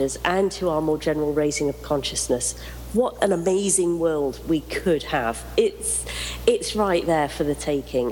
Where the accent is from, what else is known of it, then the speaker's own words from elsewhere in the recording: United Kingdom; I'm very British